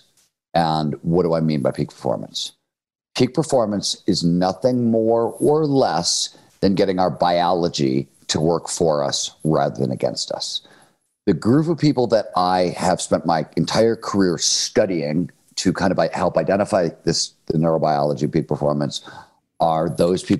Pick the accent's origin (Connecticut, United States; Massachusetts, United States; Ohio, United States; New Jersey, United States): Ohio, United States; Cleveland; I grew up in Cleveland, Ohio in the 1970s